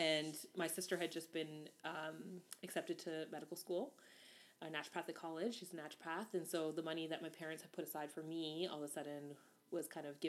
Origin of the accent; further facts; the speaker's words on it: Hamilton, Ontario, Canada; also born or lived in Guayaquil, Ecuador; Hamilton, Ontario is where I was born and raised and grew up